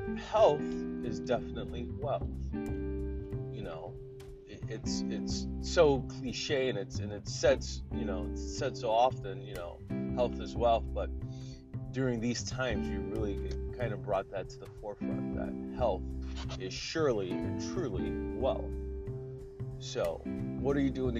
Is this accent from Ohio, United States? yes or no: yes; Ohio, United States; moved away as an adult; I moved back to Ohio. I'm in my home state right now